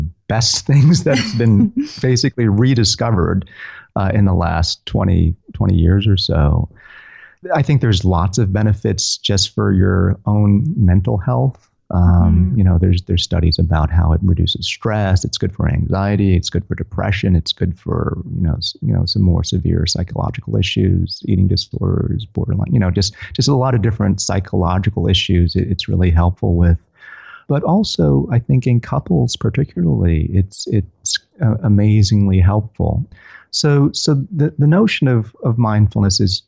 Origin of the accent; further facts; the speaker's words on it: Tennessee, United States; I'm from Tennessee